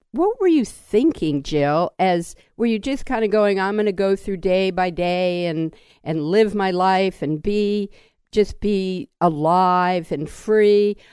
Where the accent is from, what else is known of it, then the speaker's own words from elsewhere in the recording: Washington, District of Columbia, United States; I grew up in Washington, D.C.